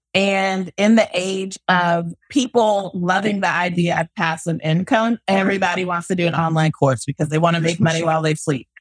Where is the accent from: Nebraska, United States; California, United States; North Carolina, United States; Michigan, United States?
California, United States; Los Angeles; moved away as an adult; now in Texas, United States; I'm from South Central